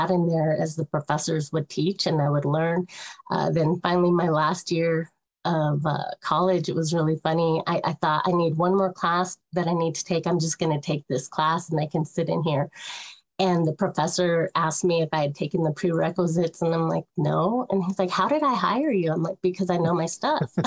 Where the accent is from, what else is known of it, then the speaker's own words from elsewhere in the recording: Colorado, United States; also born or lived in Oklahoma City, Oklahoma; I grew up in Colorado and divided my time between Colorado and Oklahoma City.